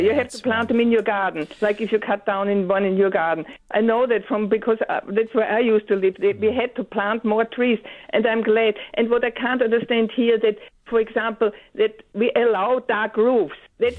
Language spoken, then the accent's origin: English; Vienna, Austria; now in Perth, Australia; I come from Vienna originally.